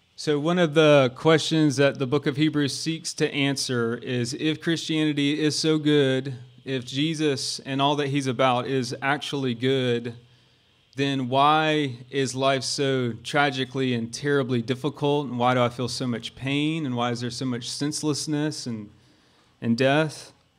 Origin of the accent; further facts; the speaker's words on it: Augusta, Georgia, United States; I'm from Augusta, Georgia